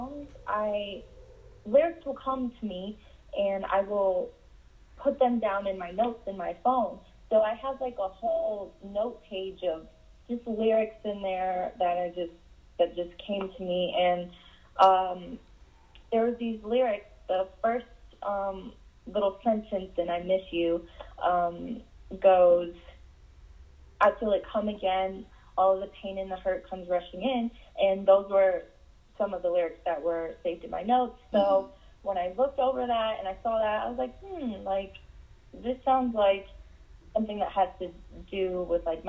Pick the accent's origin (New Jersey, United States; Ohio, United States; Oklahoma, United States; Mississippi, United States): Ohio, United States; Cleveland; now in Las Vegas, United States; I was born in Cleveland, Ohio